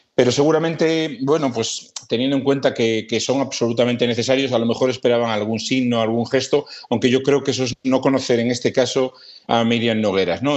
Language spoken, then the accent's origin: Spanish; Galicia, Spain; now in Madrid, Spain; yo soy gallego